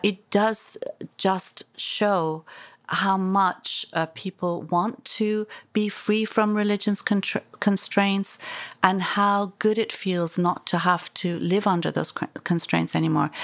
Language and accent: English; Iran; now in London, United Kingdom; I was born there, I was raised there